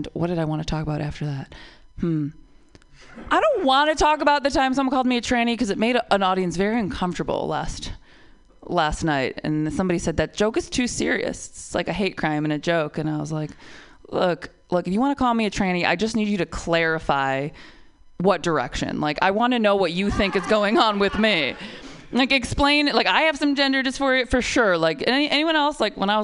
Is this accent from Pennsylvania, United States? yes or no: no; Detroit, Michigan, United States; also born or lived in Oakland; now in San Francisco Bay Area, United States; I'm from Detroit. That's where I moved from